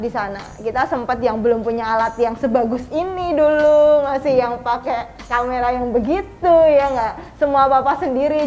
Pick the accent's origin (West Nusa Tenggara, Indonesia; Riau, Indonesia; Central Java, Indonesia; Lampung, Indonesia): Central Java, Indonesia; Klaten